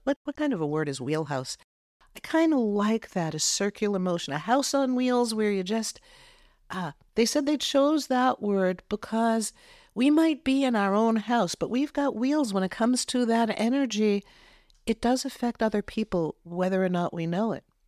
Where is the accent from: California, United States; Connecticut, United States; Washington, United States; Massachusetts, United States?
Massachusetts, United States; I grew up in Massachusetts